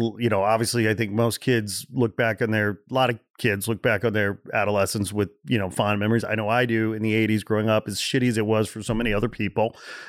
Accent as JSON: {"language": "English", "region": "Midwest", "country": "United States", "tie": "born or raised there", "said": "I grew up in the Midwest, right? So you have these fantasies, you know, in the Midwest when some big band breaks through"}